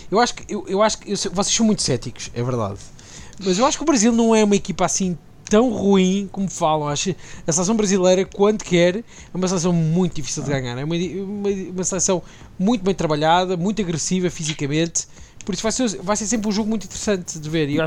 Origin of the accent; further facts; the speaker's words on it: Portugal; Eu como português, que é que... Se você me contrariar, Isaac